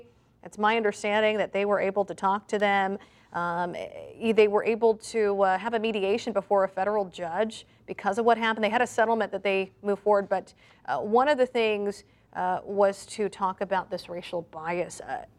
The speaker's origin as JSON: {"language": "English", "region": "California", "country": "United States", "tie": "born or raised there", "said": "I grew up in California"}